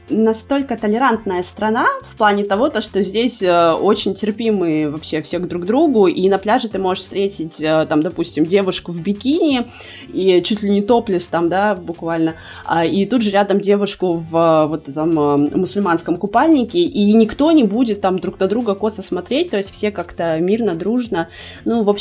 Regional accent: Kyrgyzstan; also born or lived in Kazakhstan / Russia; now in Turkey; мы родились и выросли в Кыргызстане, а, это Средняя Азия, да. А потом мы переехали в Казахстан, жили там какое-то время, около года. Из Казахстана вот мы переехали в Россию, 8 лет прожили в России и вот сейчас в Турции

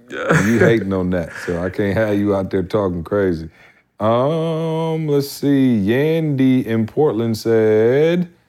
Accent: Barbados; I'm from Barbados

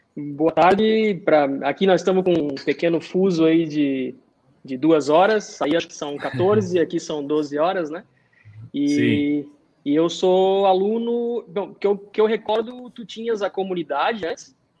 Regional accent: Blumenau, Santa Catarina, Brazil; moved away as an adult; now in United States; eu sou de Blumenau, né? Sou do mesmo Sim. estado, Santa Catarina. Então, assim, ó, Blumenau, muito, eu fui acostumado desde pequeno com enchente

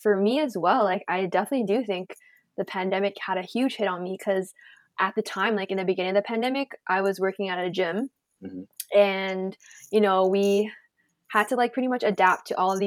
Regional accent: Toronto, Ontario, Canada; I'm born and raised in Toronto, Canada

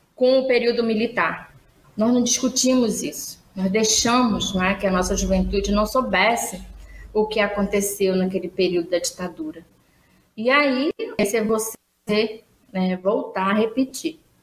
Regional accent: Santarém, Pará, Brazil; eu sou de Santarém, no Pará

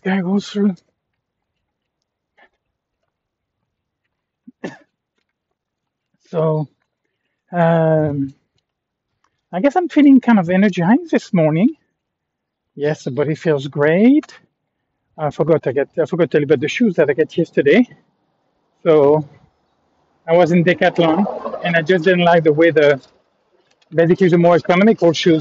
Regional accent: France; I'm from France

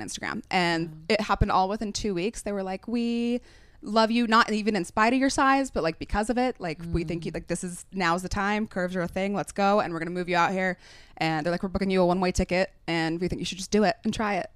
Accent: Utah, United States; moved away as an adult; I grew up in Utah

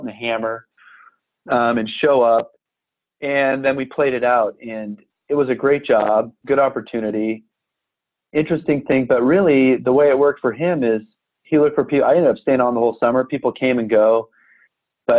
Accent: Manhattan, Kansas, United States; I grew up in Kansas in a rural college town, Manhattan

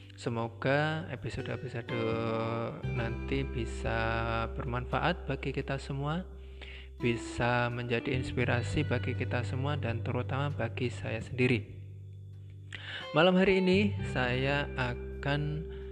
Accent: Blora, Central Java, Indonesia; now in Semarang, Indonesia; saya masih berada di posisi di kampung halaman saya, tepatnya di Blora.

